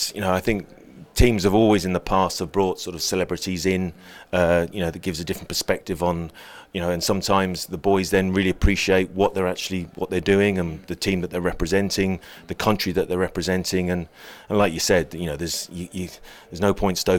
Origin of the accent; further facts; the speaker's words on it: England, United Kingdom; also born or lived in Ireland; my family are Irish. You know, I always sort of regarded myself as Irish, but came through the English school system.